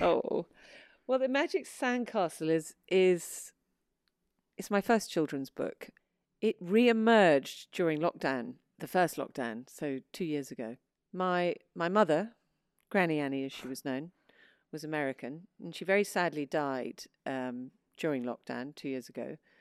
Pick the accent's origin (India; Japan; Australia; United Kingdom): United Kingdom; England; also born or lived in New York, United States; I was born in New York um, and went, but lived in England all my life because my father was English